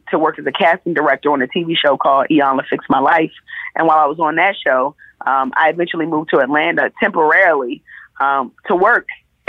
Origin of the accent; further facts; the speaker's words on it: Jamaica; I'm not a chef. I just like to cook. It's a passion project. I'm Jamaican. I like food.